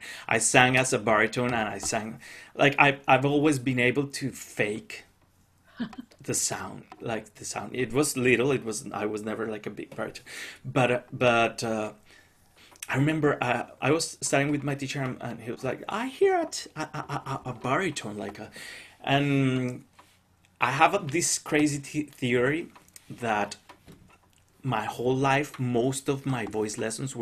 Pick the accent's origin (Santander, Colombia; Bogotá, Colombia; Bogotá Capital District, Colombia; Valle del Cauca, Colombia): Valle del Cauca, Colombia; Cali; first language Spanish; English is a second language; moved away; I grew up in Cali